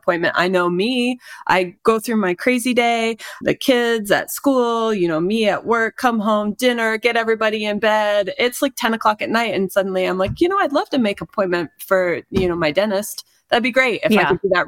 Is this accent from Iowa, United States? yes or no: yes; Iowa, United States; moved away; I'm from Iowa originally